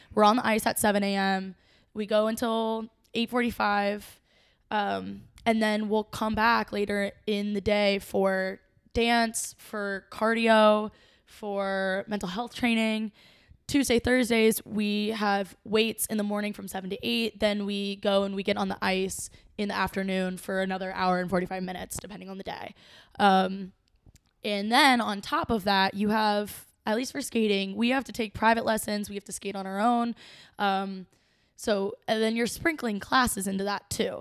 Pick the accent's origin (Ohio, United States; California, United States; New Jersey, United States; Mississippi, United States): Ohio, United States; Cincinnati; I'm from Cincinnati. I grew up skating at Gogh, and I learned to skate here.